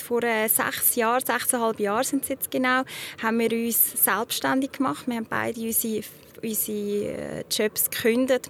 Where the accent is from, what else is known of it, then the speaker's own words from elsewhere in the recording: Zug, Switzerland; Ich bin selber in Zug aufgewachsen, ich kenne das Gebiet bestens